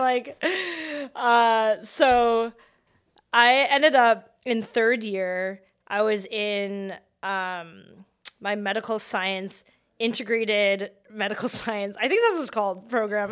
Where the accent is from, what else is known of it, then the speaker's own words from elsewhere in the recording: Vancouver, British Columbia, Canada; I grew up in Vancouver